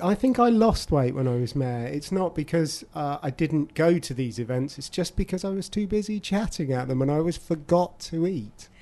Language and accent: English; Abingdon, South East England, United Kingdom; I've born and raised in Abingdon, you know, I always lived there